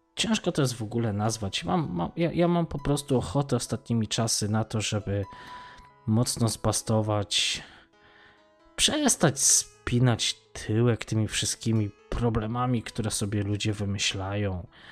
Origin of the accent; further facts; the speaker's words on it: Poland; moved away as an adult; ja wyjechałem z Polski lat temu, to już będzie z 15